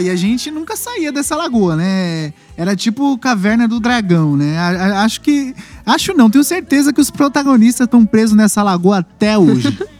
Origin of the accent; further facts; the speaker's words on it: Barueri, São Paulo, Brazil; eu sou de Barueri